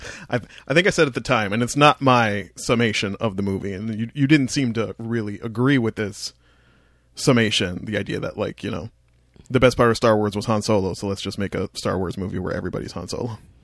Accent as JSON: {"language": "English", "town": "Windsor", "region": "Ontario", "country": "Canada", "moved": "yes", "lives_now": "Toronto, Canada", "said": "I'm from Windsor."}